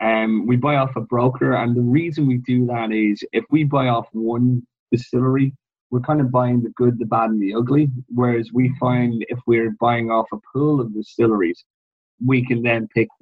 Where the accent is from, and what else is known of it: Ireland